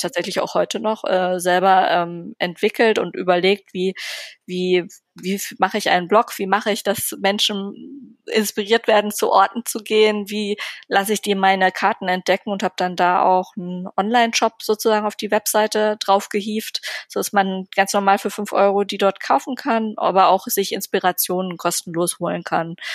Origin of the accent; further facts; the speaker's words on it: Berlin, Germany; ich bin Berlinerin.